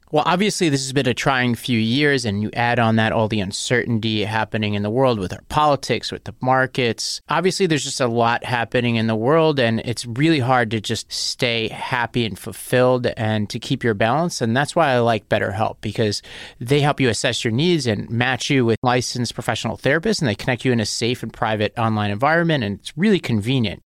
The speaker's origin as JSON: {"language": "English", "town": "New York City", "region": "New York", "country": "United States", "said": "I'm from Staten Island"}